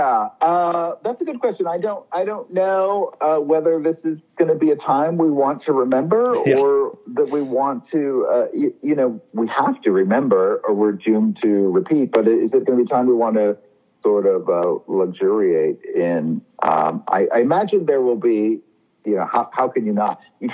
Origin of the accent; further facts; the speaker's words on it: Maine, United States; I grew up in Maine